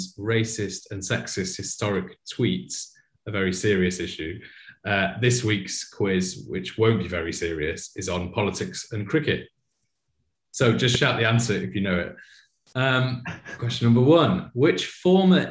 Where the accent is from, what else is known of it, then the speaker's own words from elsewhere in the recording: Yorkshire and the Humber, United Kingdom; As a Yorkshireman